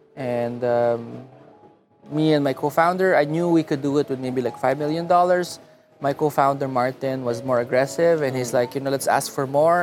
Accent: Muntinlupa, Metro Manila, Philippines; also born or lived in Los Angeles, United States / Davao; now in San Francisco, United States; I grew up in Alabang

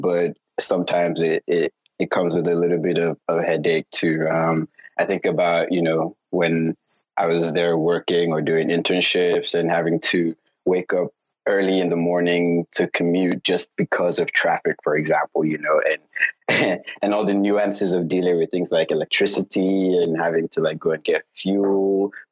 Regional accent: Lagos, Nigeria; also born or lived in Oklahoma, United States; now in Houston, United States; I'm from Nigeria, Lagos, Nigeria. And right now working in consulting in Houston.

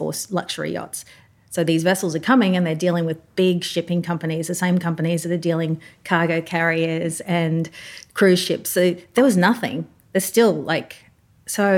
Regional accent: Papua New Guinea; moved away as an adult; I'm born and raised in Papua New Guinea

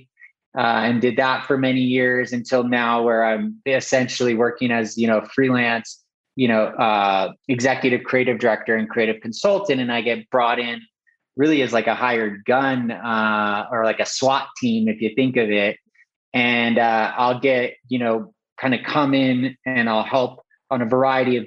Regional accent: Southern California, United States; I grew up in Southern California, and I always was exposed to art and culture. I grew up in a town right outside, like, you know, just inland of Malibu

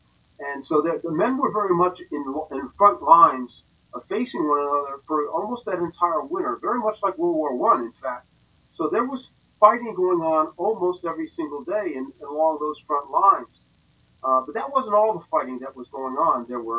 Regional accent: Westfield, New Jersey, United States; now in Maryland, United States; Now, I'm a resident of Maryland now, but I was born and raised in central New Jersey, where almost all this fighting took place.

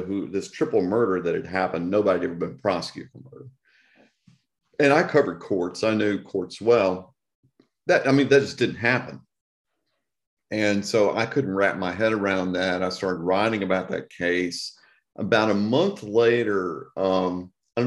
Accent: Texarkana, Texas, United States; I grew up in Texarkana, Texas

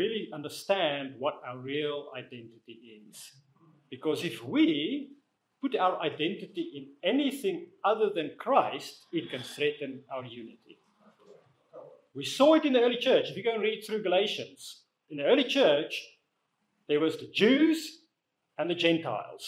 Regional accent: South Africa; moved away as an adult; also born or lived in Netherlands / Namibia / United Kingdom; now in Watford, United Kingdom; I grew up in South Africa. I was born there. I left when I was about 27

